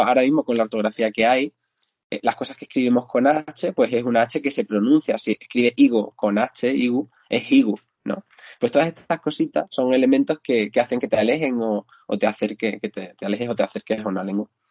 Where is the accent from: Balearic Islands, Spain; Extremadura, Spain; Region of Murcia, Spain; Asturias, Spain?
Extremadura, Spain; now in Cáceres, Spain; mirador de la pregonera, ¿no? En lo alto de, mi pueblo